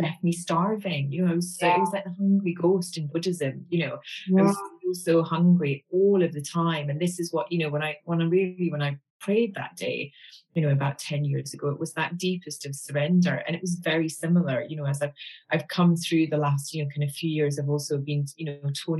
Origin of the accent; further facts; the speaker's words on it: Glasgow, Scotland, United Kingdom; I'm a girl from Glasgow